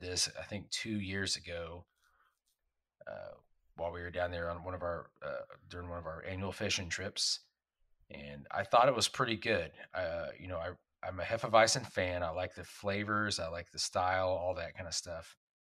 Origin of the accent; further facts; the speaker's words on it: Texas, United States; when I was growing up in Texas